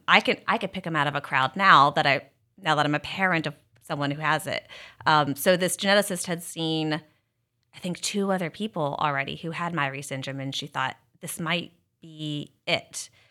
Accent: South Carolina, United States; moved away as an adult; also born or lived in Kansas City; now in Philadelphia area, United States; I'm actually from South Carolina

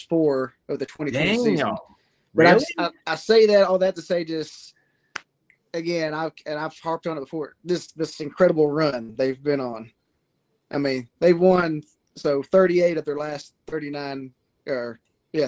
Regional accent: Tennessee, United States; I'm originally from Tennessee

